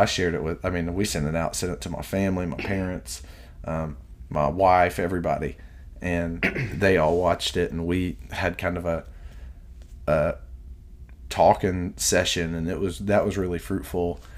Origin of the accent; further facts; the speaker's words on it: Richmond, Kentucky, United States; also born or lived in Louisville, Kentucky; the main coffee shop in Richmond, where I'm at right now, my hometown is Purdy's